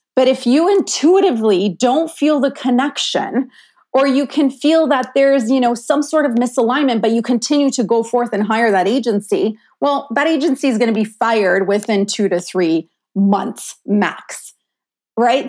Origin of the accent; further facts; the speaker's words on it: Ontario, Canada; moved away; I'm sitting in my hometown in Ontario